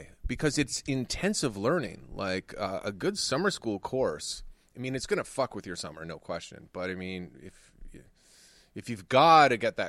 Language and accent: English; Canada; I was born in Canada. Not Istanbul.